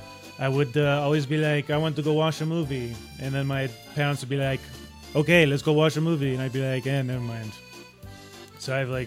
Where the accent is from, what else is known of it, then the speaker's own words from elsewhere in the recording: France; I am French. I am mean, of course. All French people are mean.